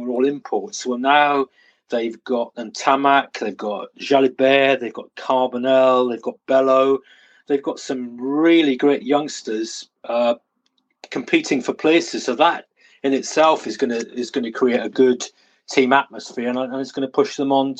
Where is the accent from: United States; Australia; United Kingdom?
United Kingdom; Wales; I'm Welsh